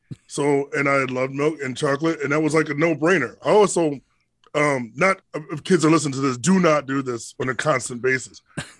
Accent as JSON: {"language": "English", "town": "Hartford", "region": "Connecticut", "country": "United States", "said": "I'm from Hartford, Connecticut."}